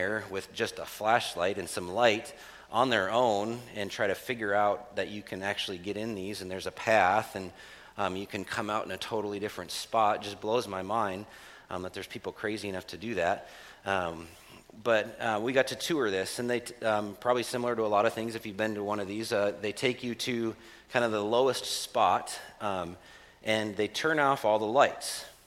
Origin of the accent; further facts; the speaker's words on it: United States; as an American